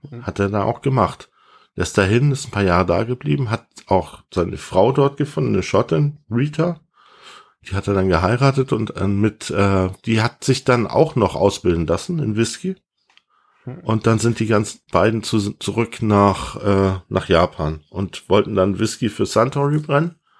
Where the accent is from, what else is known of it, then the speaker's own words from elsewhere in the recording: Hamburg, Germany; moved away; Ich bin ja eigentlich Hamburger